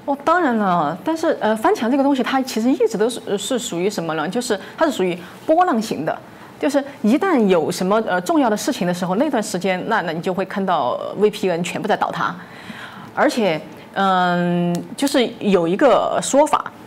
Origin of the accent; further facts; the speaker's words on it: Chengdu, Sichuan, China; moved away; 我的家乡成都